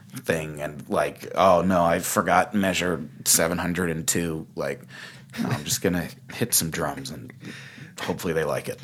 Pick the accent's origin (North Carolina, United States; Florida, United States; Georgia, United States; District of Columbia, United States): Georgia, United States; Augusta; moved away as an adult; also born or lived in Boston; now in Los Angeles, United States; I'm from Augusta, Georgia